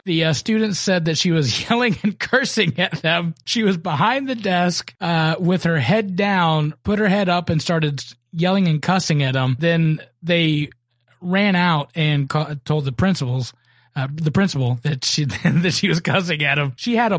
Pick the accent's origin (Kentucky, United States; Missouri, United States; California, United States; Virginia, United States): Kentucky, United States; born or raised there; moved away; also born or lived in Concord, North Carolina